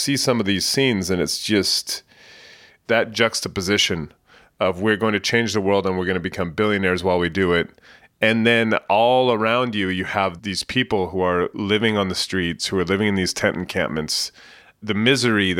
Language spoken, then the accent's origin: English; San Jose, California, United States; moved away as an adult; also born or lived in London; now in San Francisco, United States; I grew up in the Bay Area in San Jose, not far from here